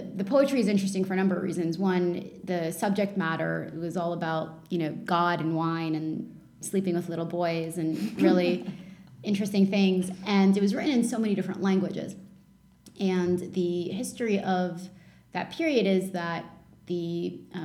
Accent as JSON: {"language": "English", "country": "Canada", "tie": "born or raised there", "also_born_or_lived": "Lebanon", "second_language": "English", "said": "I grew up in Lebanon. And then my family immigrated to Canada in the early 90s."}